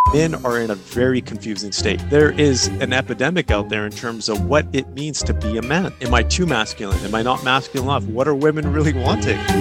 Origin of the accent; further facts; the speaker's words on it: Kelowna, British Columbia, Canada; where i grew up in Kelowna, british columbia but i grew up on an orchard